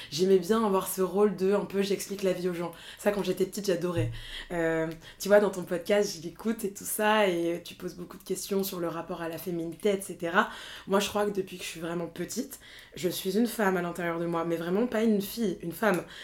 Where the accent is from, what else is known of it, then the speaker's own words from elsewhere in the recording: northern France, France; also born or lived in Rwanda; T'as grandi où Dans le nord de la France.